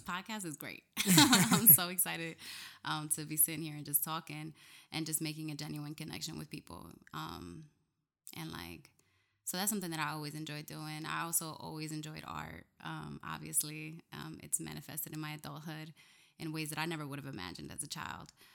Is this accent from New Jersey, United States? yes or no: yes; Camden, New Jersey, United States; moved away as an adult; also born or lived in New Brunswick, New Jersey / Washington, D.C.; now in Newark, United States; I was raised in Camden, New Jersey